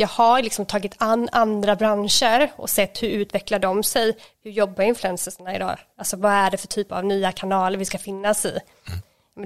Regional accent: Småland, Sweden; jag är ju från Småland

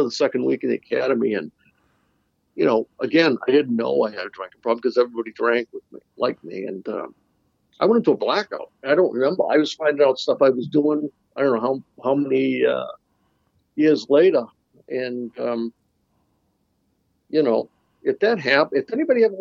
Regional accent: Boston, Massachusetts, United States; So I grew up in the Dorchester part of Boston, you know, city kid

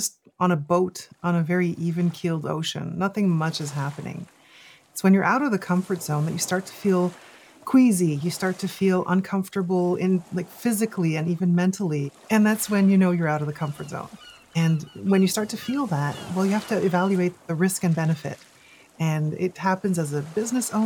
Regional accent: Canada; as a Canadian

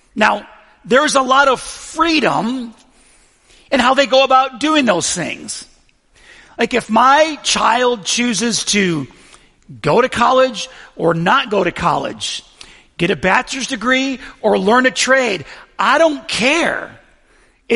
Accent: Buffalo, New York, United States; I'm from Buffalo

